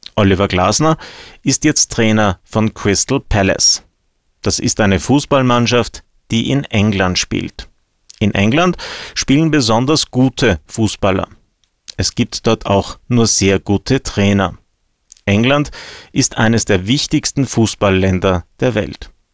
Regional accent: Austria; bei uns in Österreich

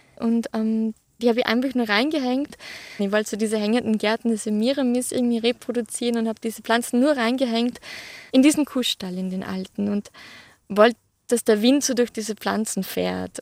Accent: Hausruckviertel, Upper Austria, Austria; ich bin im Hausrückviertel in Oberösterreich aufgewachsen, auf einem Bauernhof

